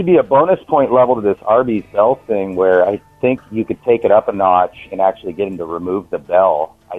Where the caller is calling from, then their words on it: Washington, United States; I'm calling from Washington State.